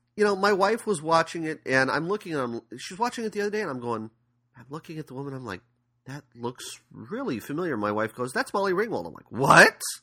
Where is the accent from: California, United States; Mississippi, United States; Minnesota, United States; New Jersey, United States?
California, United States; San Diego; I'm from San Diego